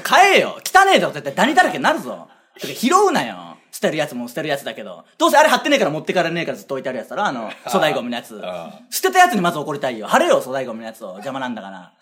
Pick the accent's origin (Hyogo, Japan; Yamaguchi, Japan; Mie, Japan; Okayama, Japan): Okayama, Japan; now in Tokyo, Japan; 岡山出身ですからね